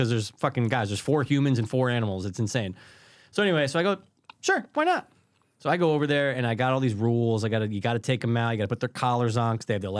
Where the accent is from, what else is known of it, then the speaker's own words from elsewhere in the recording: Russia; English is a second language; I come from Russia.